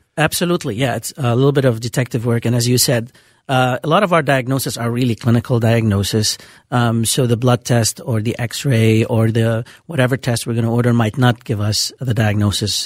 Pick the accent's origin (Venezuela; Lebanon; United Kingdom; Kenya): Lebanon; Beirut, Beirut Governorate; accent: Lebanese; moved away as an adult; also born or lived in Bemidji, Minnesota; now in Minneapolis, United States; I'm originally from Beirut, Lebanon